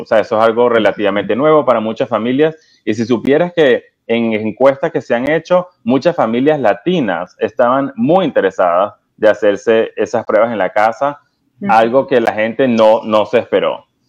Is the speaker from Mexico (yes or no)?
no; Venezuela; now in United States; yo soy original de Venezuela, tengo en Estados Unidos aproximadamente 20 años